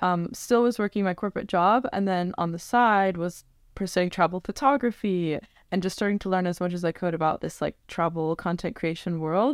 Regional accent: Northern Virginia, United States; I'm originally from the Northern Virginia area, like born and raised, raised there

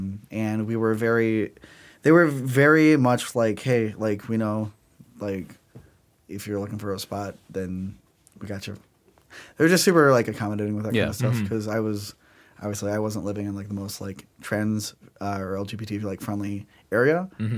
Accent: Sugar Grove, Illinois, United States; I think it's easy to say like, oh, I'm like from Chicago because people know where that is.

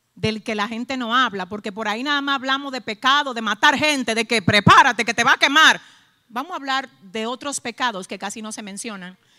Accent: Dominican Republic; somos dominicanos

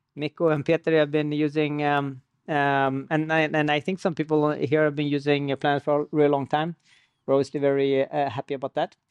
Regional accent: Sweden; moved away as an adult; also born or lived in Iran; now in United States; So I was born in Iran, and I, and I lived most of my life in Sweden. And ten years ago, uh, I moved to the U S

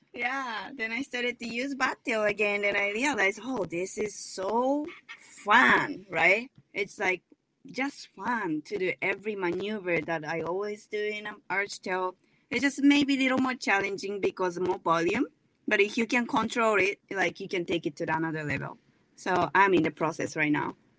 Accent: Japan; English is a second language; now in Oahu, United States; I grew up in Japan.

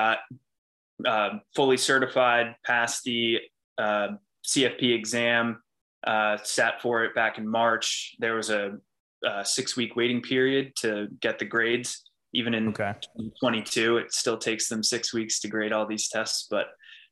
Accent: Wall Township, New Jersey, United States; also born or lived in York, Pennsylvania; I grew up in Wall Township, New Jersey. It's in Monmouth County, right on the beach

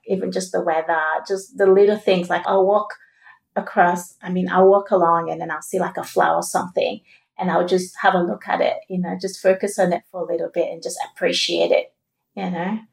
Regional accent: Sierra Leone; now in Australia; we're both from Sierra Leone. Yeah. And, you know, back when I was in Sierra Leone

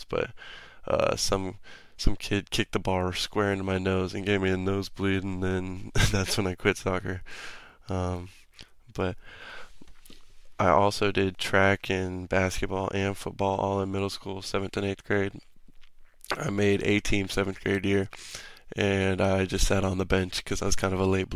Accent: Pflugerville, Texas, United States; also born or lived in Albuquerque, New Mexico; after I was born in New Mexico, I moved to Pflugerville, Texas, when I was 4 years old

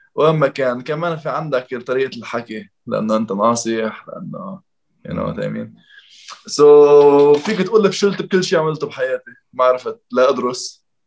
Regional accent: Lebanon; moved away as an adult; now in Dubai, United Arab Emirates; عندنا بلبنان

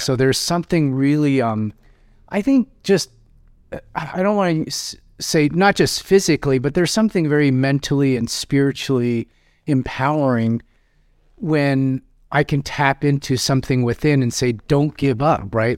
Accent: Seattle, Washington, United States; I grew up in South Seattle, uh, and I graduated from Rainier Beach High School

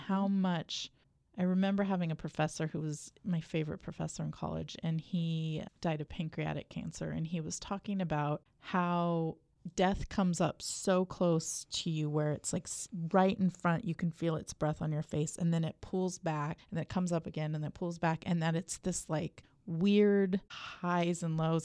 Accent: United States; I'm from the South Valley

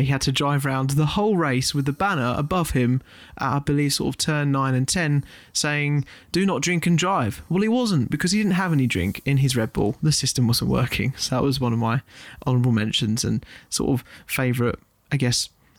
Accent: United Kingdom; And obviously, being British fans, this could be seen as biased

